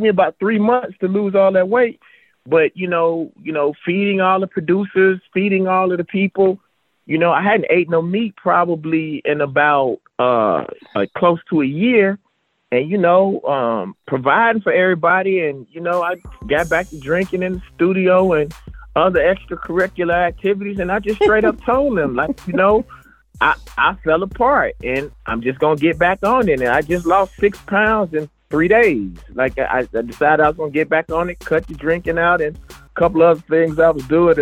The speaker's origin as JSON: {"language": "English", "region": "Mississippi", "country": "United States", "said": "I come from Mississippi"}